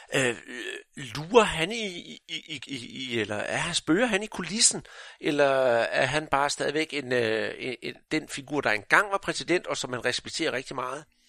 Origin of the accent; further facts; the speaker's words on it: Jutland, Denmark; Nu er jeg jo fra Jylland